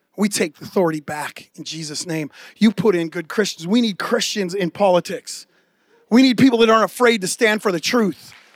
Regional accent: near San Francisco, California, United States; growing up near San Francisco

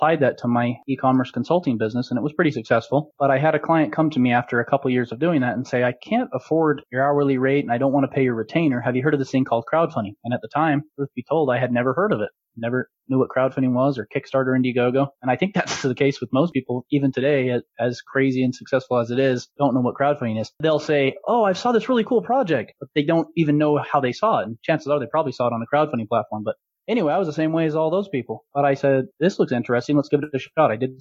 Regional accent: Utah, United States; I am from Utah myself. I'm about 30 minutes north of Salt Lake City

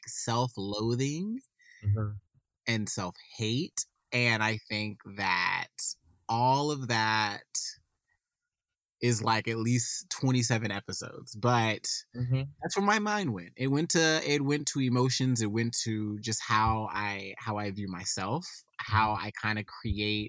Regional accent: the South, United States; you and I are both from the South

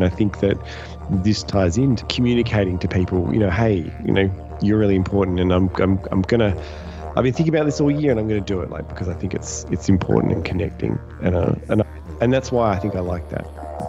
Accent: Australia; also born or lived in Melbourne; And I'm watching it as an Australian

